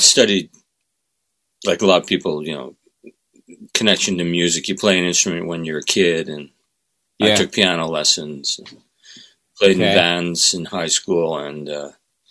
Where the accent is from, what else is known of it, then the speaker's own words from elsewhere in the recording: Ottawa, Ontario, Canada; moved away as an adult; also born or lived in Sackville, New Brunswick; I grew up mostly in Ottawa.